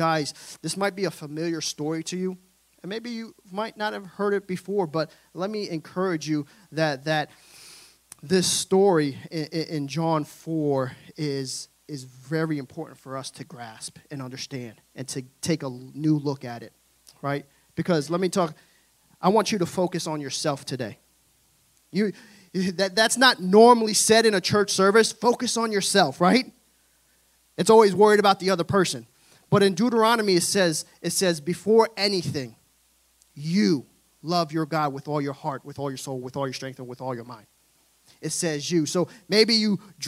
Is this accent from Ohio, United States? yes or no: no; New York City, New York, United States; I'm from Brooklyn, New York